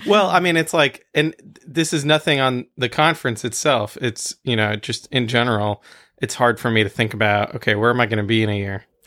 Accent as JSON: {"language": "English", "country": "France", "tie": "born or raised there", "moved": "yes", "said": "when I was growing up in France"}